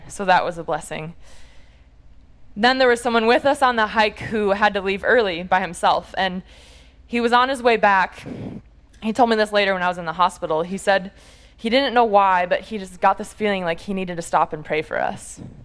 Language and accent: English; Munster, Indiana, United States; I'm from the Chicago area originally and from a small town called Munster in northwest Indiana